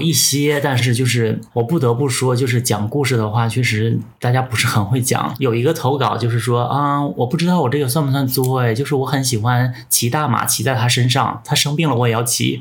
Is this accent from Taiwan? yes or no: no; Northeast China, China; 因为我是一个东北人，当时我也没有说去很多地方玩